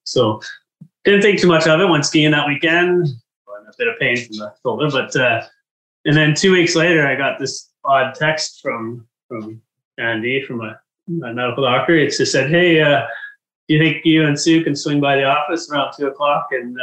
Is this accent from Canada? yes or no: yes; Abbotsford, British Columbia, Canada; now in Kelowna, Canada; my hometown from Abbotsford